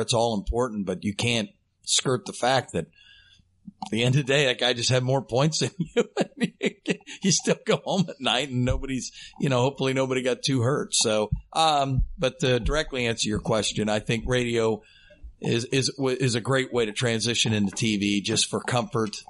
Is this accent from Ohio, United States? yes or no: yes; Dayton, Ohio, United States; from right here in Dayton, born and raised in Dayton, Ohio